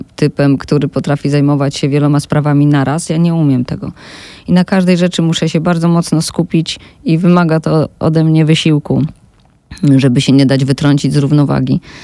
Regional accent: Silesian Voivodeship, Poland; ja jestem ze Śląska

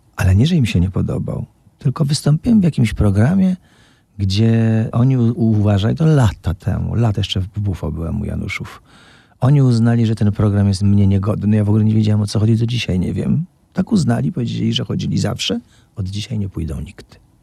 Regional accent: Opole, Opole Voivodeship, Poland; jestem po szkole muzycznej, po 10 klasach w Opolu, czyli po podstawówce i potem jeszcze dwóch latach średniej szkoły

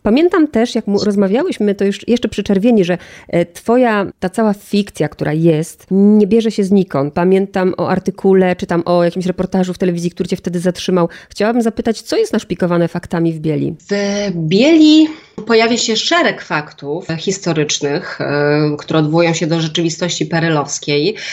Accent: Gdynia, Pomeranian Voivodeship, Poland; also born or lived in Gdańsk; No w Gdyni się wychowałam

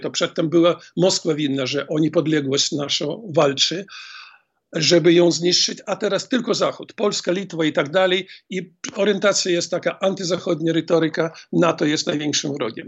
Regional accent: Grodno, Grodno Region, Belarus; Grodno, skąd jestem.

